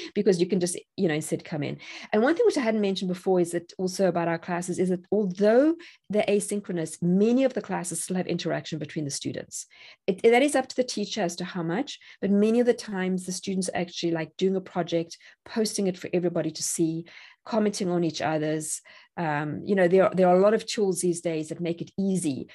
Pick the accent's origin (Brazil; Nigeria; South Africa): South Africa; moved away as an adult; now in Tennessee, United States; I'm South African